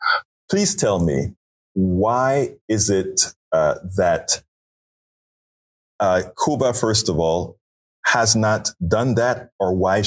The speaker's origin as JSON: {"language": "English", "country": "Panama", "moved": "yes", "lives_now": "United States", "said": "I'm originally from Panama"}